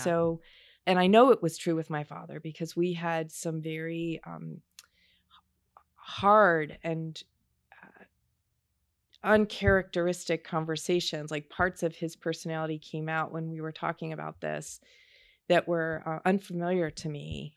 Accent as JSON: {"language": "English", "town": "Baltimore", "region": "Maryland", "country": "United States", "tie": "born or raised there", "also_born_or_lived": "Shreveport, Louisiana", "said": "I was born in Shreveport, Louisiana, but I grew up in Baltimore."}